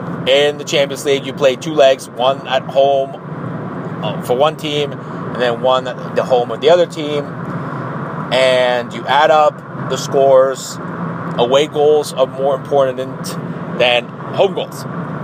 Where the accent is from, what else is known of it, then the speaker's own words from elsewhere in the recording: Tijuana, Baja California, Mexico; I was born in Tijuana, Mexico